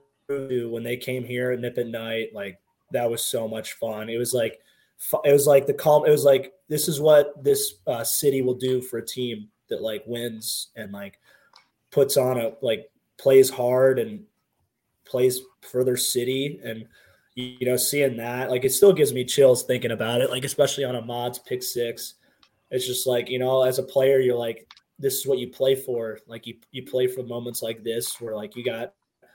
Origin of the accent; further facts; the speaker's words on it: Columbus, Ohio, United States; moved away; Growing up in Columbus, like my grandma worked for the university